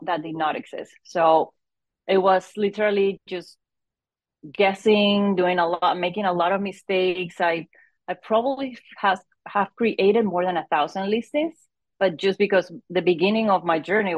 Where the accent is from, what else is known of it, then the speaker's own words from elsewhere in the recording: Venezuela; moved away as an adult; now in United States; I'm originally from Venezuela. I moved to the US about more than 20 years ago